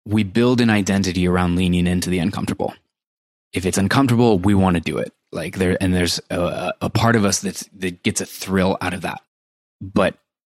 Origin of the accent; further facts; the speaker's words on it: Iowa, United States; moved away; I spent my entire life growing up in Iowa.